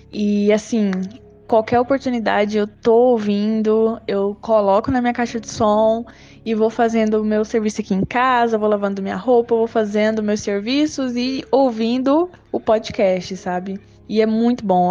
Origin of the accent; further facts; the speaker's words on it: Chapada dos Guimarães, Mato Grosso, Brazil; eu sou do Mato Grosso, Chapada dos Guimarães